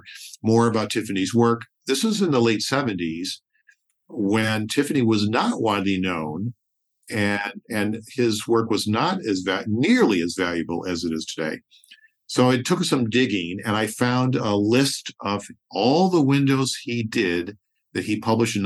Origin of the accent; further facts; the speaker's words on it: suburban Detroit, Michigan, United States; I grew up in suburban Detroit in the 50s and 60s